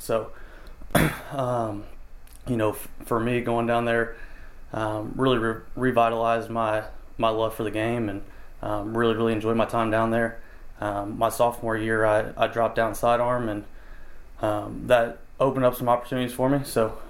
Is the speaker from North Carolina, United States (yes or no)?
yes; Durham, North Carolina, United States; I grew up in Durham